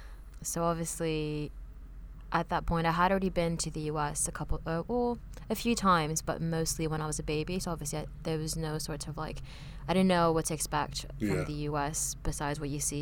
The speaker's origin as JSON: {"language": "English", "area": "Orange County", "region": "California", "country": "United States", "tie": "born or raised there", "also_born_or_lived": "Paris, France / Montreal, Canada / San Diego, United States", "accent": "American", "second_language": "English", "moved": "as an adult", "lives_now": "London, United Kingdom", "said": "So, I am Vietnamese. I was born and raised in Paris until the age of 11. And then my parents moved me to California. And so I grew up there."}